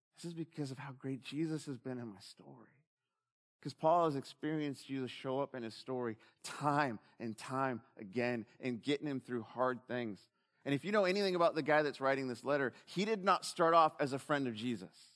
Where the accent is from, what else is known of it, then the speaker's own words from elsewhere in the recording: United States; I'm an American.